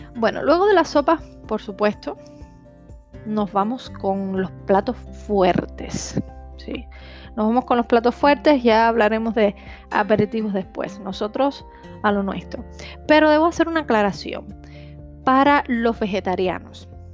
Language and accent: Spanish; Cuba; yo soy de Cuba